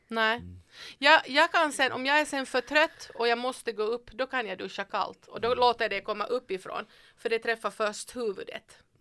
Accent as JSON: {"language": "Swedish", "town": "Vaasa", "region": "Ostrobothnia", "country": "Finland", "tie": "born or raised there", "moved": "yes", "said": "jag är född i Österbotten i Vasa, i skärgård"}